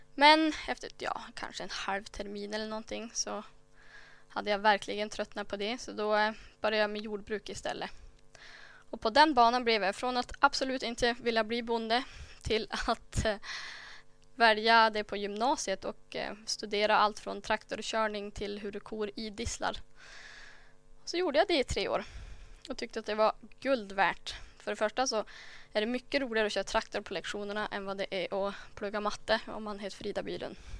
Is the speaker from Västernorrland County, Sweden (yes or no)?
yes; Myckelgensjö, Västernorrland County, Sweden; jag föddes i Myckeljense för sådär 28 år sedan